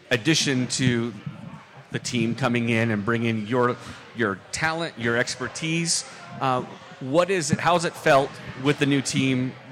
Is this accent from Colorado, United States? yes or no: yes; Falcon, Colorado, United States; born or raised there